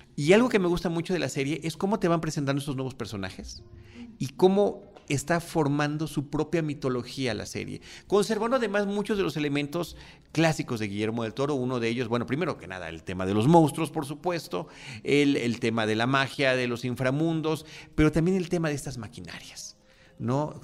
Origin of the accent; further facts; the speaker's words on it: Mexico; como latinos, como mexicanos